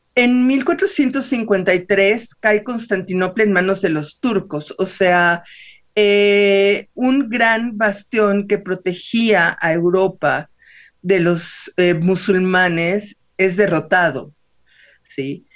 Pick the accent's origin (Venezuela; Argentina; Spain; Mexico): Mexico; a nosotros como eh, novohispanos primero y como mexicanos después